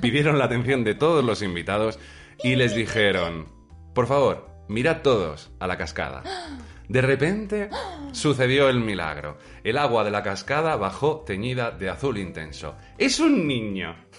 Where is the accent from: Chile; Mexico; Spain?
Spain; Somos muy españoles y muchos españoles nosotros